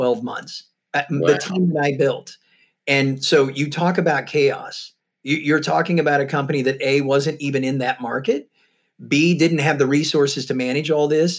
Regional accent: Missouri, United States; moved away; also born or lived in Tampa, Florida / San Francisco; I'm from Missouri, and I'm from a really small farming community

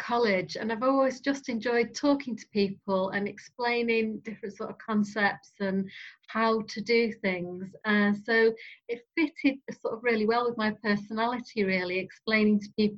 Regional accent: Northwich, North West England, United Kingdom; Born and brought up in Northwich.

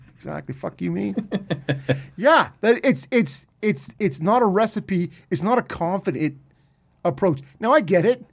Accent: Peterborough, Ontario, Canada; I grew up in Peterborough with the Peets

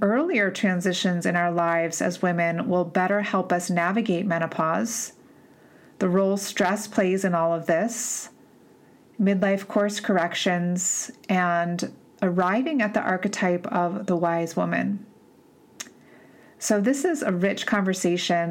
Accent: East Coast, United States; moved away; I'm from the East Coast originally

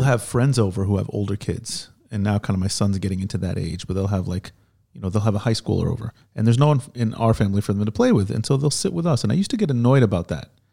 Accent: United States; now in Israel; I grew up in America with an Israeli

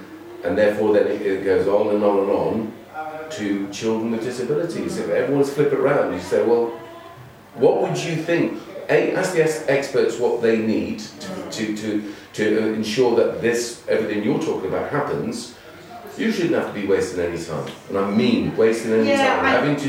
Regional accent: Yorkshire and the Humber, United Kingdom; born there; I just said I was born in East Yorkshire.

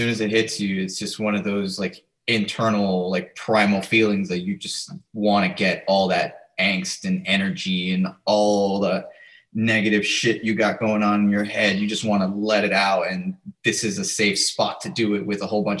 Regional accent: Florida, United States; We are also from Florida.

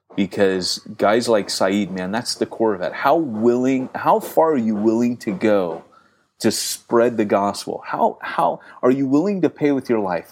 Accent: United States; moved away; being typically American and not very British

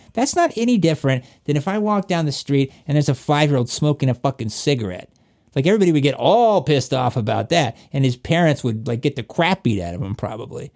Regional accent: Appalachia, Southwest Virginia, United States; accent: Southern; moved away; also born or lived in Atlanta, Georgia; I'm from Virginia, like, Southwest Virginia in Appalachia

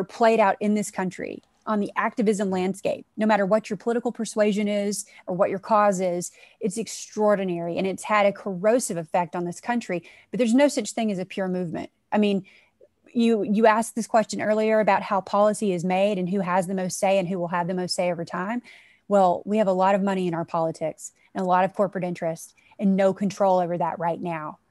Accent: South Arkansas, United States; moved away; I come from South Arkansas. So that's, you know, it's in, to me, the heart of the South, in the United States

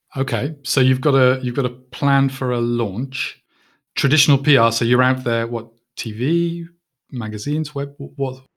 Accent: United Kingdom; I'm a Brit

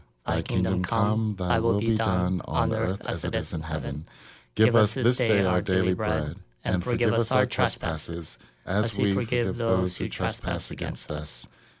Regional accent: California, United States; moved away; I'm from California originally.

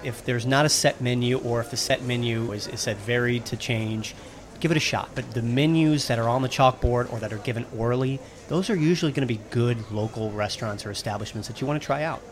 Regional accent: United States; as an American

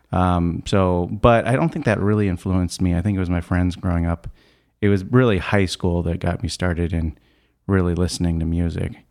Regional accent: Scottsdale, Arizona, United States; Growing up in Scottsdale

